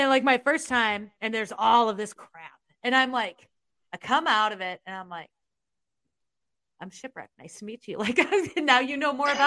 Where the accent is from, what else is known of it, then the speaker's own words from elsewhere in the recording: Iowa, United States; where are you from? And I'm like, Iowa.